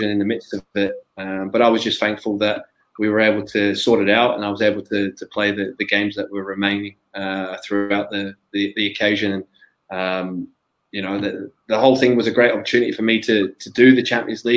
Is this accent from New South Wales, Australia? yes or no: no; Melbourne, Victoria, Australia; moved away as an adult; my hometown back at Melbourne.